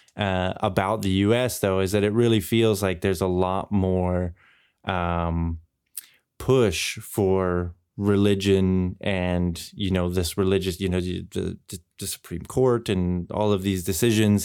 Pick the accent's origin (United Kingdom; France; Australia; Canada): Canada; now in Europe; my experience growing up in Canada and now living here in Europe